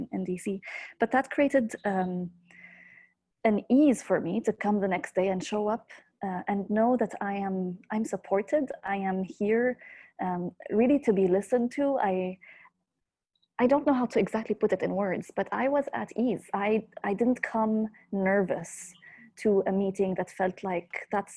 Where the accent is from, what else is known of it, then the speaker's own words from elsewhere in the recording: Beirut, Beirut Governorate, Lebanon; moved away as an adult; also born or lived in United States; I'm calling in from Beirut, Lebanon. This is where I'm from, and I'm back here after a couple of years in the US.